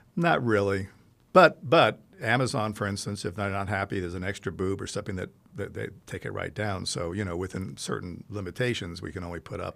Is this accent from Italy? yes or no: yes; Italy; moved away as an adult; now in United States; I grew up in Italy